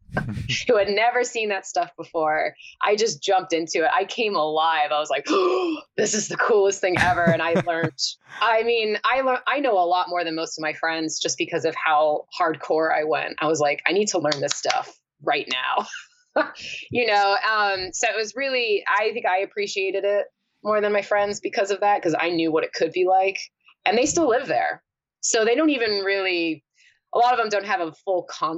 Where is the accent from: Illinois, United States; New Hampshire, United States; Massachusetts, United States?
New Hampshire, United States; northern; born or raised there; also born or lived in New Jersey